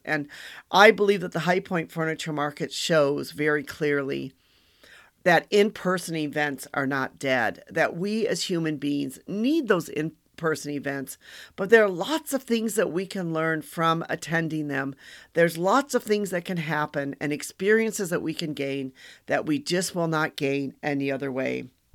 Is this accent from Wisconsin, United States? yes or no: yes; Wisconsin, United States; I'm from Wisconsin